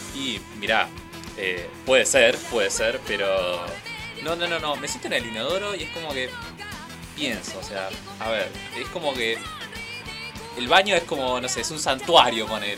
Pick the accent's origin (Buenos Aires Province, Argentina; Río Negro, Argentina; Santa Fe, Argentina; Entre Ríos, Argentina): Buenos Aires Province, Argentina; Merlo; yo que soy de acá de Merlo